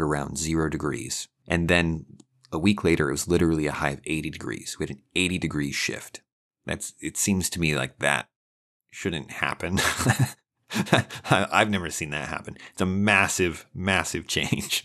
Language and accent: English; Idaho, United States; now in Texas, United States; Right, I'm from Idaho